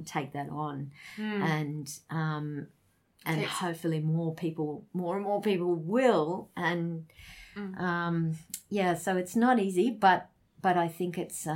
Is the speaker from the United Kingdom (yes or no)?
no; Australia; we're Australian